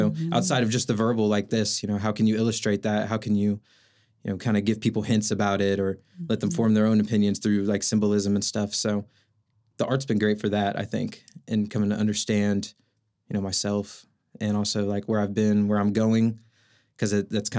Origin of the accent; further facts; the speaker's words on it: Oklahoma City, Oklahoma, United States; Yeah, I'm from South Oklahoma City, Moore area, born and raised there. My family lives out in Tuttle, went to school in Edmond, kind of moved up and down 35 there.